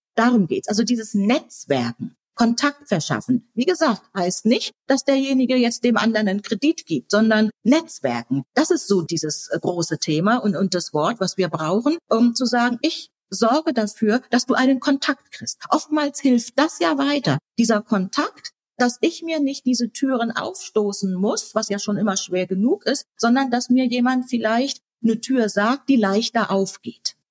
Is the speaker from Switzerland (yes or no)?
no; Germany; first language German; wir beide in Deutschland geboren sind und Deutsch unsere Muttersprache ist